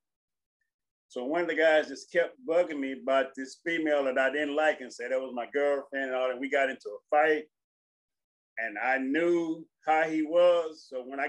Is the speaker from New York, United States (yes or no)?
no; Houston, Texas, United States; also born or lived in Marshall, Texas; I was born in Marshall, then we grew up in Houston and everywhere else, but Marshall is my hometown.